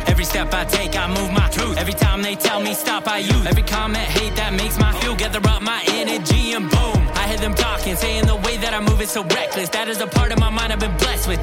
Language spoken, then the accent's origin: English; Northern California, United States; I grew up in Northern California